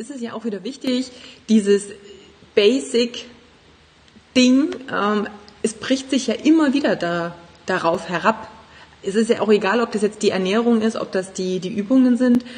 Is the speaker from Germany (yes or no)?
yes; Germany; bei uns in Deutschland